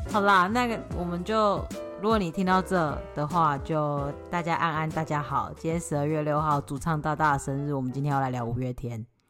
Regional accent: Taipei, Taiwan; 我那时候小时候住在台北

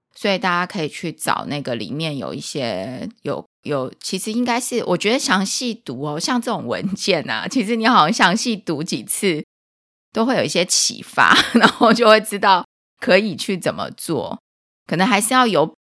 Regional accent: Taiwan; 我们台湾跟美国的方式会比较相近

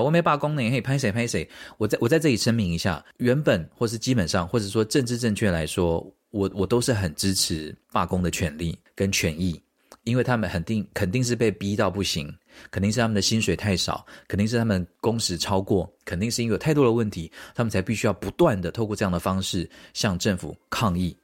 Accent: Taiwan; moved away; 我们台湾人

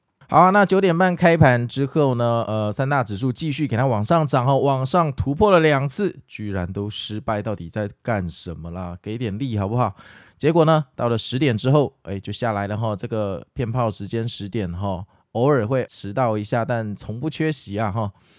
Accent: Taipei, Taiwan; 但是我们台北人就是，哎，就是去上班吧

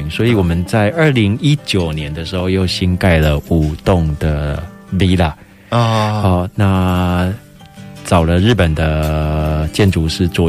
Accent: Taiwan; 我说那怎么办？我们台湾人去开，日本人会买单吗？

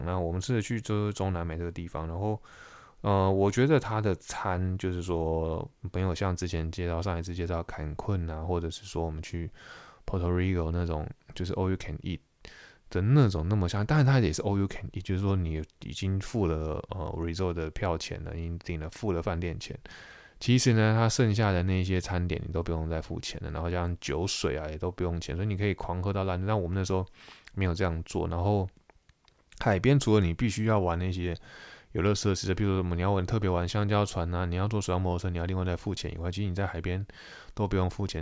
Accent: Taiwan; moved away as an adult; 我是台湾人

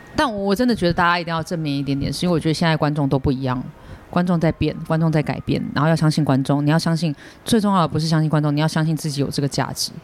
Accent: Taiwan; 我是台湾人

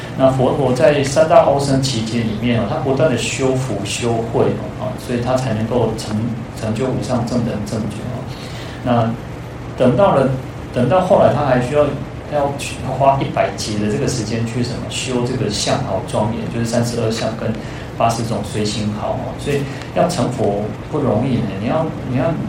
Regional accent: Taiwan; 我们台湾人

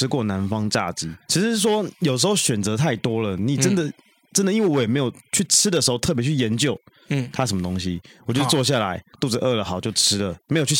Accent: Taiwan; 我们台湾人并不见得吃的习惯。

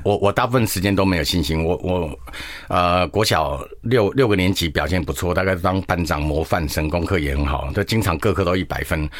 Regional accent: Shuishang, Chiayi County, Taiwan; also born or lived in Tainan; 人家说水上是哪里，我说这北回归线啊，对，对，对。经过我们家

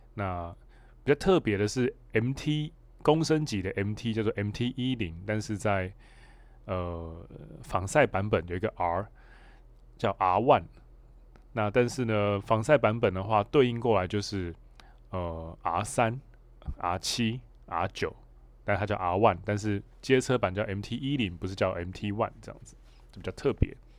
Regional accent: Hualien, Hualien County, Taiwan; now in Taipei, Taiwan; 因为我老家在花莲，所以我蛮常，我现在住台北，我蛮常会台北花莲，就是往返的

